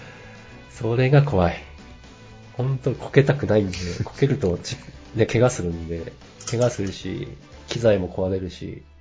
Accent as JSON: {"language": "Japanese", "region": "Ibaraki", "country": "Japan", "said": "私は茨城県民なんで"}